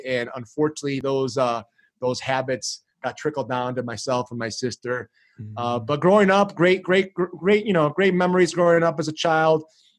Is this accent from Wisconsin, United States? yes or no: no; Chicago, Illinois, United States; first language Greek; English is a second language; moved away as an adult; also born or lived in Greece / San Diego; I was originally born and raised in Chicago. Come from an awesome Greek family, Greek background. My parents are immigrants.